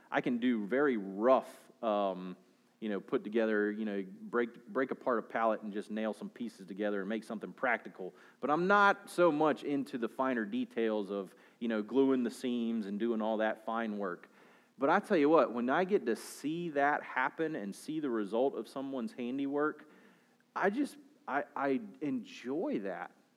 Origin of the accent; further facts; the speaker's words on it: Southern United States, United States; for us as Southern American Christians